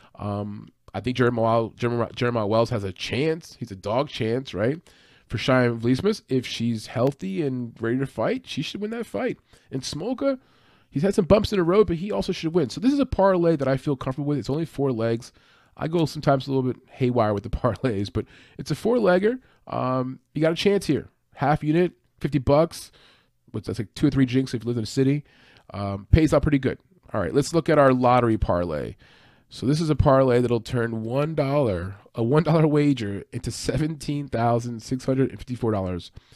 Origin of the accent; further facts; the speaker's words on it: New Jersey, United States; I'm from Jersey, not too far from where I'm at.